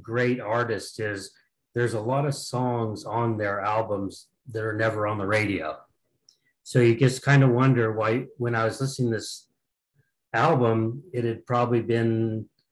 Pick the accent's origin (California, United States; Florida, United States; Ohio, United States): California, United States; Sacramento; I'm from Sacramento, California